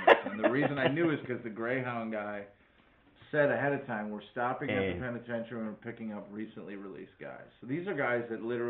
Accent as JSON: {"language": "English", "region": "Wisconsin", "country": "United States", "said": "I'm just going to mimic everyone else's speech patterns so I don't sound like I'm from Wisconsin."}